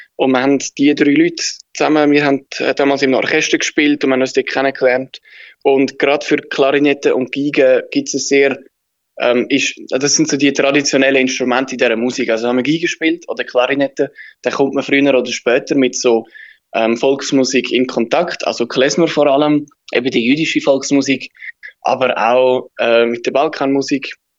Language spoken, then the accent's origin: German; Switzerland; wir sind, wir sind Schweizer